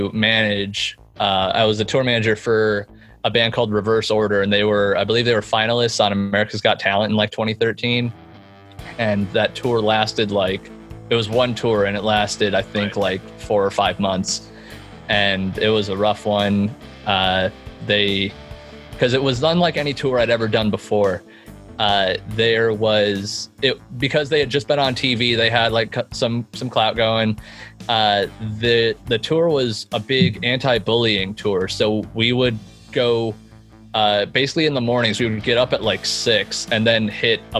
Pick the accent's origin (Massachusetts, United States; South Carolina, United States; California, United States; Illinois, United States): Illinois, United States; Chicago; now in Indianapolis, United States; I am originally from Chicago